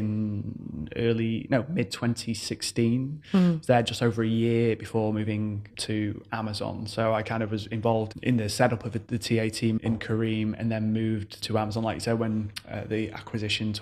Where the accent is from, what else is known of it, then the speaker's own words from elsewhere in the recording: Manchester, North West England, United Kingdom; moved away as an adult; now in United Arab Emirates; So I'm originally from Manchester, the UK. So I moved out here January 2015.